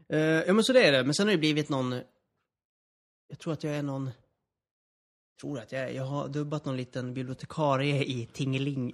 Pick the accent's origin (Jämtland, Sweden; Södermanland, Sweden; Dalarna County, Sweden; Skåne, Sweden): Dalarna County, Sweden; Borlänge; moved away; also born or lived in Gothenburg; jag kommer ursprungligen från Dalarna, från Borlänge